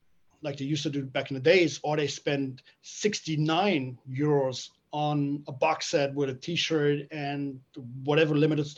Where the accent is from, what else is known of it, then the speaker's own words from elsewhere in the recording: Frankfurt, Hesse, Germany; my hometown, Frankfurt